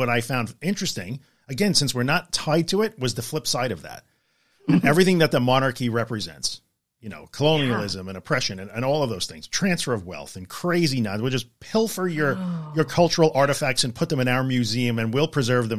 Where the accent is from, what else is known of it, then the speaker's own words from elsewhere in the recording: United States; as an American who has no connection to the monarchy at all